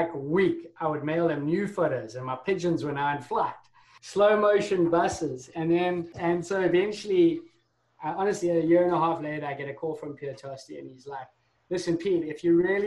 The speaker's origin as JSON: {"language": "English", "town": "Durban", "region": "KwaZulu-Natal", "country": "South Africa", "tie": "born or raised there", "also_born_or_lived": "London", "moved": "as an adult", "said": "I grew up in South Africa. So I'm originally from South Africa"}